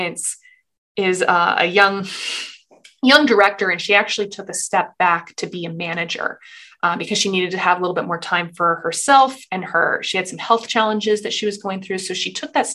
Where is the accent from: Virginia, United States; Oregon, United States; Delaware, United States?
Oregon, United States; Portland; moved away as an adult; also born or lived in Boston; I'm from Portland, Oregon. I went to college out in Boston